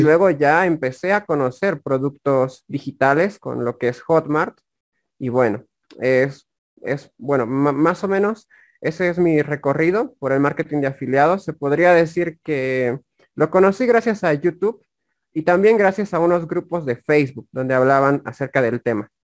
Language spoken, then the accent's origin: Spanish; La Paz, Bolivia; Soy del país de Bolivia. Soy del Departamento de La Paz